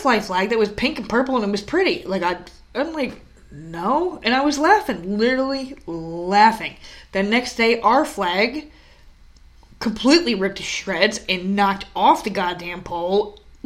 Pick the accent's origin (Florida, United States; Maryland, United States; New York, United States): New York, United States; moved away as an adult; also born or lived in New Jersey; we're from New York.